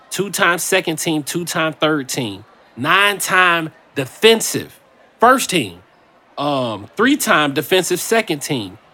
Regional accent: Indiana, United States; moved away; I'm from Indiana.

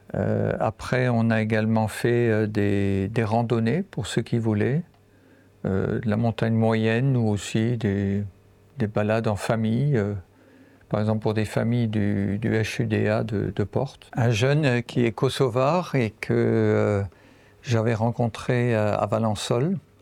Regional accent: Lorraine, Grand Est, France; moved away as an adult; also born or lived in Central African Republic; je viens en fait de Lorraine. J'habite maintenant dans, dans, cette région.

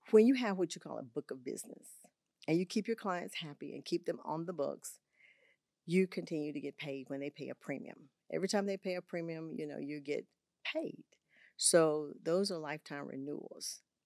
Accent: Augusta, Georgia, United States; moved away as an adult; also born or lived in Texas; I had two schools in Augusta, Georgia, where I'm from. I'm from Augusta, Georgia

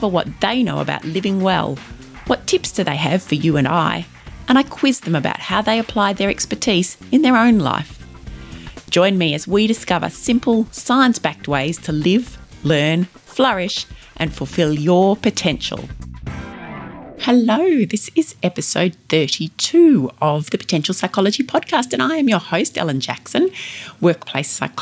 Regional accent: Ballarat, Victoria, Australia; here in my hometown of Ballarat

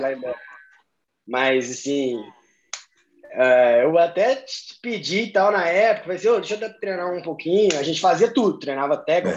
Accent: Belo Horizonte, Minas Gerais, Brazil; moved away; also born or lived in Recife / Ireland; eu sou de BH, Minas Gerais

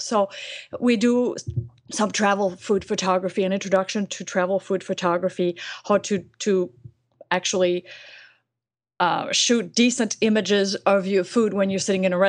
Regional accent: France; English is a second language; now in United States; I moved to the States. I'm from France, and I'm actually a French citizen. I'm a resident of the United States.

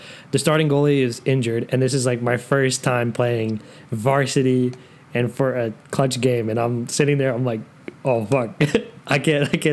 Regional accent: Atlanta area, Georgia, United States; I live in like 45 minutes away from downtown Atlanta, but we still like to say we're from Atlanta just because it sounds cool.

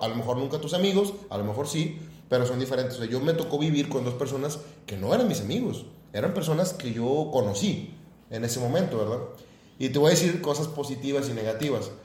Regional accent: Guadalupe, Nuevo León, Mexico; also born or lived in Santa Catarina; yo soy de Guadalupe

